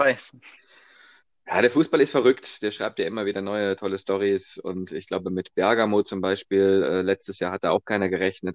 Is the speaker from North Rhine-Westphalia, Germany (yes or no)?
yes; Remscheid, North Rhine-Westphalia, Germany; ich komme aus Remscheid